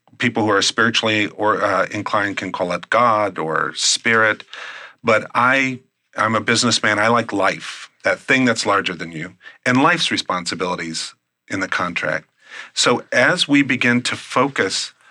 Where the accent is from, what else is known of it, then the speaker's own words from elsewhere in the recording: Midwest, United States; I'm from the Midwest.